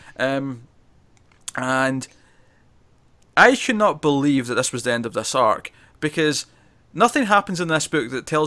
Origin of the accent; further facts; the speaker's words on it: Scotland, United Kingdom; I'm Scottish